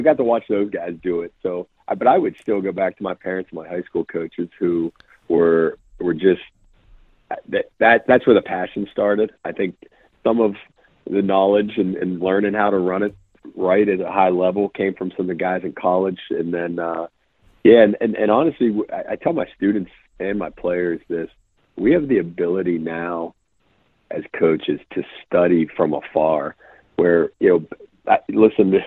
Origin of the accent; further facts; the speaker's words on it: Western Pennsylvania, United States; moved away; I grew up in Western PA too